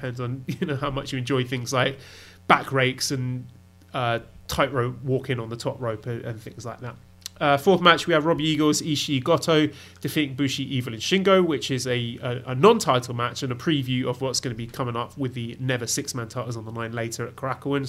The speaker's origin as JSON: {"language": "English", "country": "United Kingdom", "said": "for me as a Brit"}